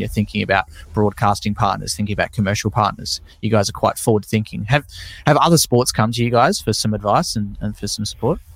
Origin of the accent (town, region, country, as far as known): Tasmania, Australia; born or raised there